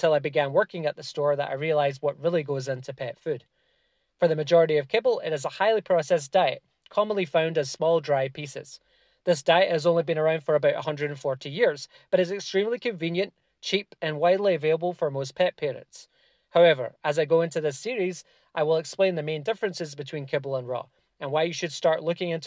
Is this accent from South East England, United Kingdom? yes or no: no; Scotland, United Kingdom; moved away; I'm originally from Scotland